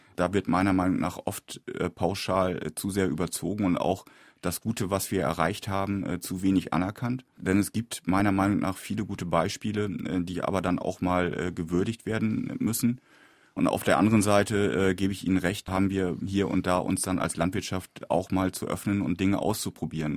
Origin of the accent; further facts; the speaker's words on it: Lower Saxony, Germany; innerhalb Niedersachsens, wo ich herkomme